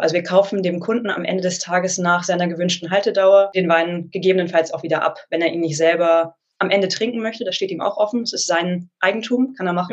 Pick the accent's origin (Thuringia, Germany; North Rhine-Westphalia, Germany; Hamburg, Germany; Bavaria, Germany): Hamburg, Germany; also born or lived in Geisenheim / London; Also ich komme ursprünglich aus Hamburg